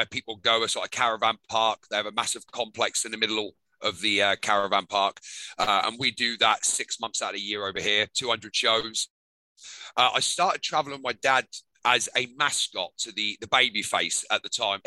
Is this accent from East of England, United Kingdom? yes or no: yes; Norwich, East of England, United Kingdom; I grew up in Norwich, England.